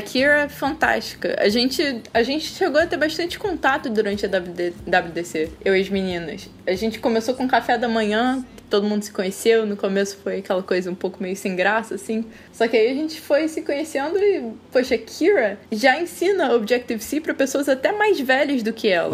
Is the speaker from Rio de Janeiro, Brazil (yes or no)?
yes; Rio de Janeiro, Brazil; Eu sou carioca, né? Desde que nasci eu moro aqui no Rio